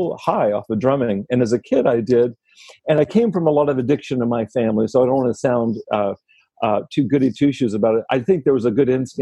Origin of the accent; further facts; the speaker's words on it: Texas, United States; I grew up in Texas